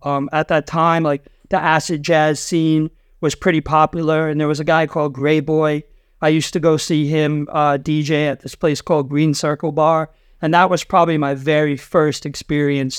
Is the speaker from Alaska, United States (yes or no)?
no; Rhode Island, United States; moved away as an adult; also born or lived in San Diego; now in New York, United States; I grew up in Rhode Island, which is the ocean state